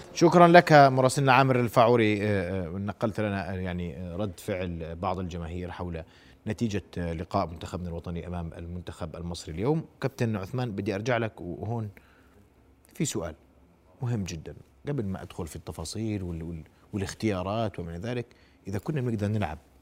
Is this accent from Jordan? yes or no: yes; Jordan; احنا مجربينه نعم كاردنيين